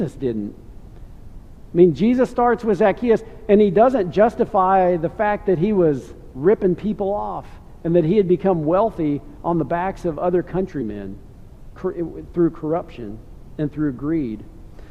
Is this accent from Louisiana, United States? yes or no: no; York, Nebraska, United States; I grew up in Nebraska. I went to a high school called York